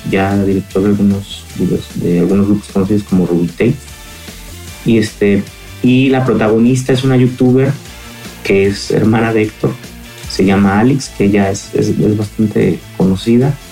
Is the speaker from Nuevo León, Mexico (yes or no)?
no; Morelia, Michoacán, Mexico; nosotros somos de Morelia, Michoacán.